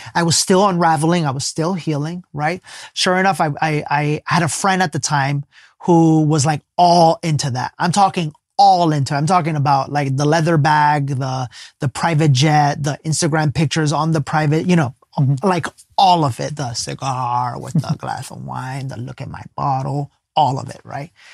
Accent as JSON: {"language": "English", "country": "Ecuador", "said": "we're both from Ecuador"}